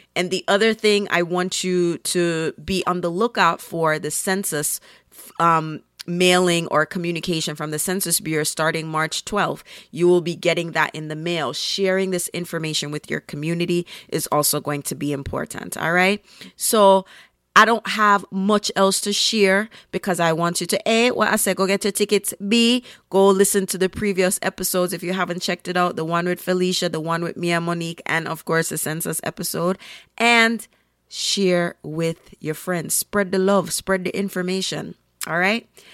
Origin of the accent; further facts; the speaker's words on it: Jamaica; now in Brooklyn, United States; I'm a Jamaican and of Caribbean heritage